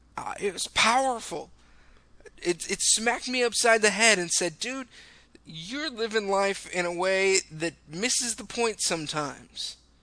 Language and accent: English; California, United States; I'm from California